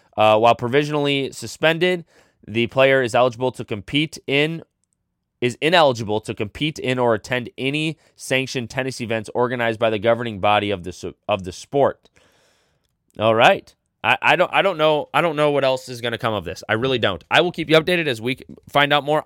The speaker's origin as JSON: {"language": "English", "country": "United States", "said": "I'm an American"}